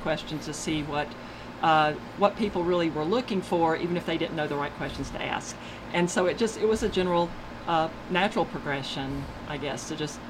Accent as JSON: {"language": "English", "town": "Barnesville", "region": "Georgia", "country": "United States", "tie": "born or raised there", "said": "I grew up in Barnesville"}